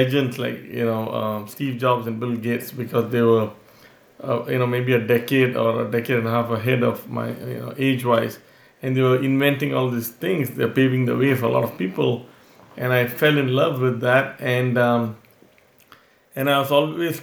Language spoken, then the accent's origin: English; Singapore; moved away; I'm originally from Singapore